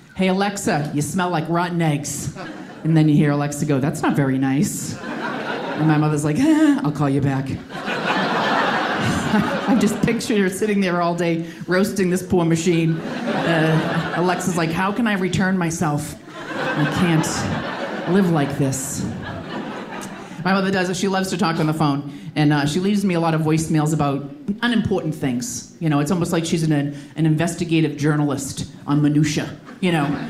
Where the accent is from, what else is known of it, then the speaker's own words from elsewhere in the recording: Boston, Massachusetts, United States; moved away as an adult; now in New York, United States; I'm originally from Boston, but I've been living in New York for ten years